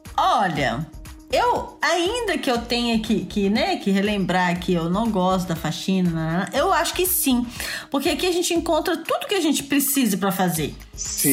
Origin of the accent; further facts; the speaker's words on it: Belo Horizonte, Minas Gerais, Brazil; now in France; que eu fui nascer em Belo Horizonte